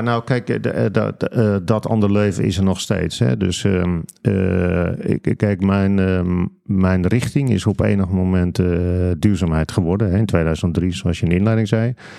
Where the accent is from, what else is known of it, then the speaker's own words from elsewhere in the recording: De Kwakel, North Holland, Netherlands; ik ben opgegroeid en ik woon daar nog steeds trouwens in een dorp dat heet De Kwakel. Dat ligt ah. vlakbij Aalsmeer